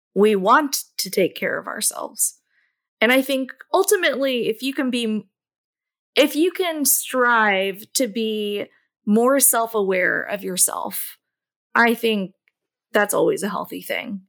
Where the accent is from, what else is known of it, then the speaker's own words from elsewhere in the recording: Louisville, Kentucky, United States; I grew up in Louisville, Kentucky, and where I currently reside.